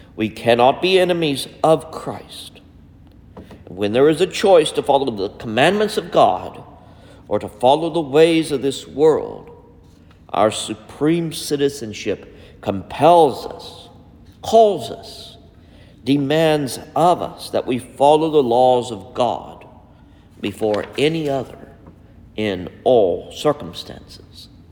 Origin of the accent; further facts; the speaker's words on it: United States; as an American citizen